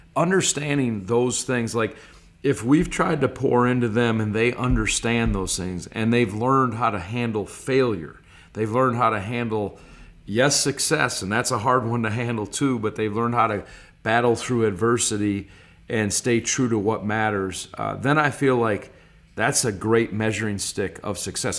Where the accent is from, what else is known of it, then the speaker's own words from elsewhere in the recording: Stevens Point, Wisconsin, United States; also born or lived in Clintonville, Wisconsin / Green Bay, Wisconsin; the majority of my life was in Stevens Point, Wisconsin from first to ninth grade